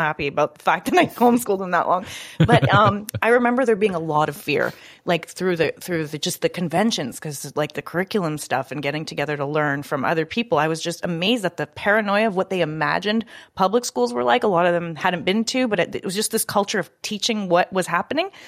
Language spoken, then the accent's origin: English; Canada; I'm from Canada